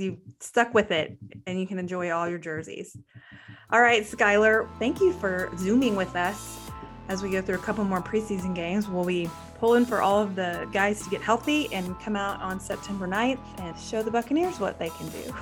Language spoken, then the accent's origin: English; Waco, Texas, United States; I'm from Waco and I've always grown up as a Cowboys fan